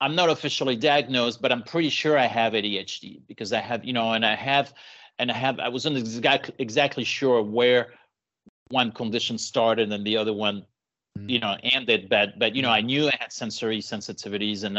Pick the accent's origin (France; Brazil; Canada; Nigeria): France; Paris, Île-de-France; now in San Diego, United States; Born and raised in Paris. And moved to the US later on.